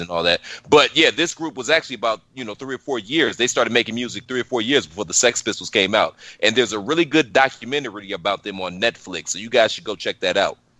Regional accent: Cleveland, Ohio, United States; moved away; I'm originally from Cleveland, so we're downtown Cleveland.

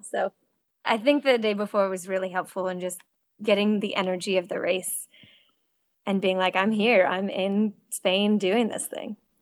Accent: Cape Cod, Massachusetts, United States; also born or lived in Connecticut; now in North Carolina, United States; I grew up swimming in Cape Cod

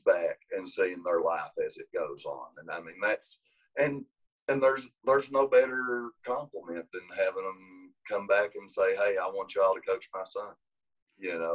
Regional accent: Grundy, Virginia, United States; it's my hometown

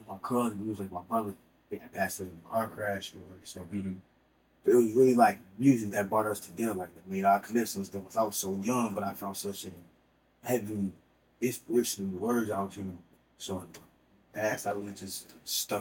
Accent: Illinois, United States; also born or lived in Bloomington, Illinois; I grew up in Minnesota, Illinois, you know, I was born and raised up there

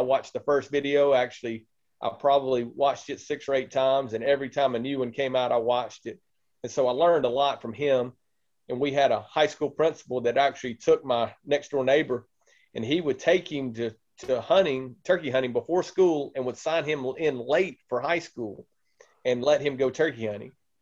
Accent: Mississippi, United States; moved away as an adult; now in Indiana, United States; I grew up in Mississippi, and you might hear in the accent

